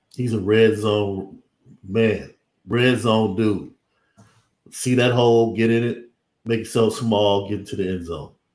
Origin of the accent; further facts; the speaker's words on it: Midwest, United States; growing up in the Midwest